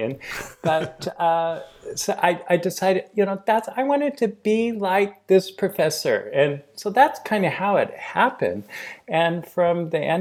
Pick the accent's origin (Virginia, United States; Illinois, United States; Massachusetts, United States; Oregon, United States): Oregon, United States; Portland; I was born and raised in Portland, Oregon